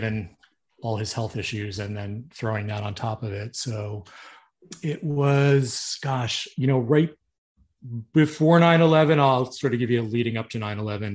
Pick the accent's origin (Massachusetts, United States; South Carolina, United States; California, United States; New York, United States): New York, United States; Yonkers; now in Florida, United States; born and raised in Yonkers, New